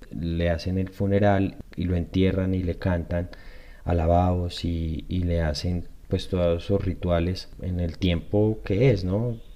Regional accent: Colombia; positiva para la sociedad, positiva como colombiano, como colombianos, de pensarse en sanar en colectivo.

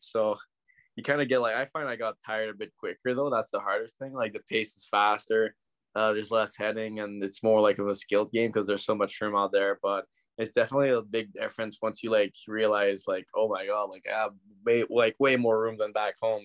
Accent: Ottawa, Ontario, Canada; I'm from Ottawa

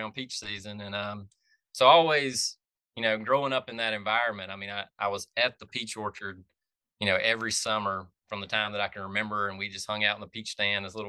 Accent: Franklin County, Georgia, United States; I grew up in Franklin County, north of Athens, right on the South Carolina line up near Lake Hartwell.

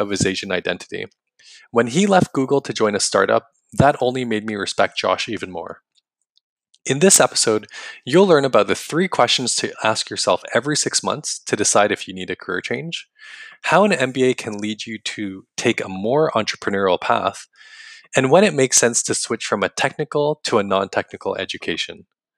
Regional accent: Canada; my parents are from Singapore, but I was born in Canada

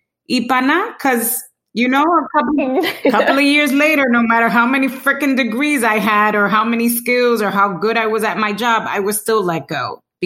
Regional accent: Dominican Republic; We're from Dominican Republic. We're, you know, Latinas.

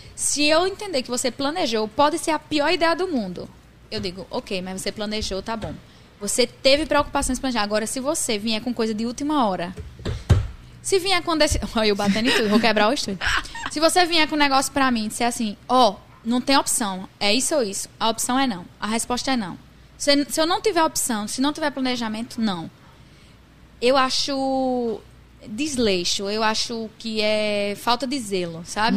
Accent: Northeast Brazil, Brazil; accent: Nordestino

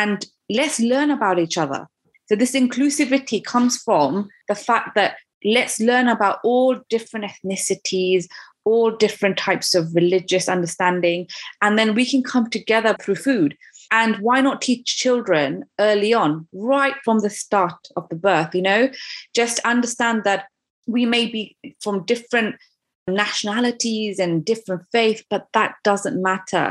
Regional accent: United Kingdom; I'm also a British mum

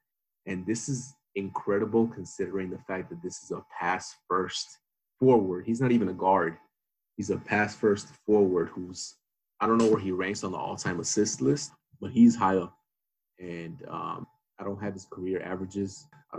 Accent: Miami, Florida, United States; my hometown, Miami

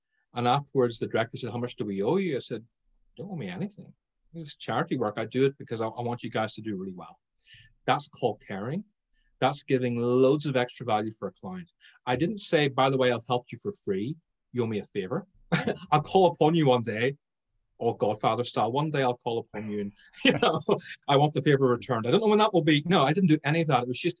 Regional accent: Ireland; Being Irish, I was going to say alcohol

